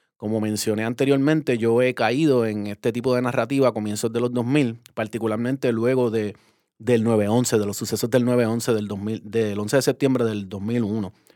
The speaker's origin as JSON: {"language": "Spanish", "country": "Puerto Rico", "said": "como puertorriqueños colonizados que somos"}